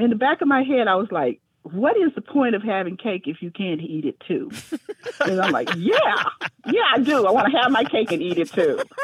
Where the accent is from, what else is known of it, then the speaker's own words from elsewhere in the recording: Fort Worth, Texas, United States; I'm from Fort Worth, Texas